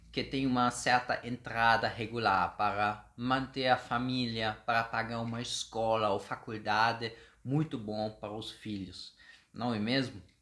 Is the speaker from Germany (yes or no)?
yes; Germany; Portuguese is a second language; moved away as an adult; now in Brazil; eu sou alemão já há uns seis anos aqui no Brasil